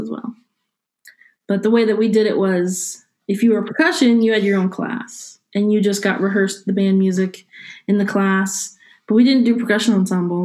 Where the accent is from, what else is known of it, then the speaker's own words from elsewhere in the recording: Howard County, Maryland, United States; moved away as an adult; also born or lived in Virginia; In Maryland. So I grew up in Howard County and went to Ellicott Mills Middle School, and then I went to Mount Hebron High School